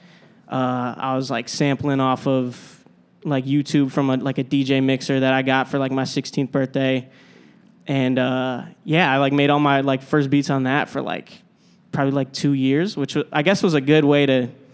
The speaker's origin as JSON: {"language": "English", "region": "Minnesota", "country": "United States", "tie": "born or raised there", "moved": "yes", "said": "I grew up in Minnesota"}